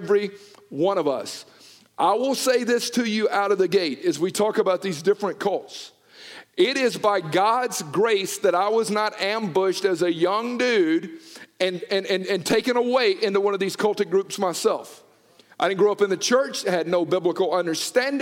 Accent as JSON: {"language": "English", "country": "United States", "tie": "born or raised there", "said": "I grew up in the Bible Belt down in Noonan"}